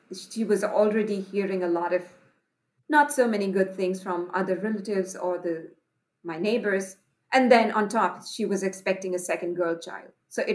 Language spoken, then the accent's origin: English; Patna, Bihar, India; I was born in a very small suburbs of Patna, which is the second largest city in the eastern part of India. So I was lucky to be born to a parents with a stable income, happy middle-class family, but the neighborhood that I lived in was relatively poor